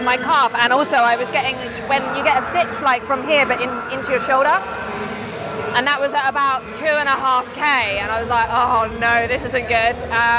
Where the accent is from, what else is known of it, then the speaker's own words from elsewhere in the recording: Surrey, South East England, United Kingdom; I'm from Surrey.